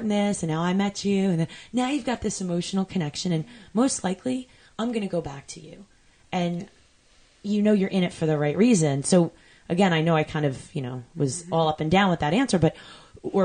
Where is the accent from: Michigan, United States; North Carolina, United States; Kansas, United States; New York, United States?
New York, United States; Long Island; I grew up in New York on Long Island